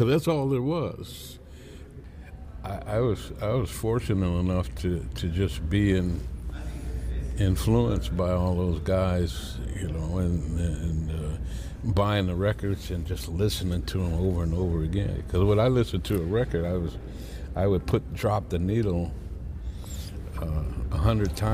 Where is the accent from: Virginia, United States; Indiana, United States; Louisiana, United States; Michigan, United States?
Michigan, United States; Inkster; We grew up in Inkster, and it was a really small town.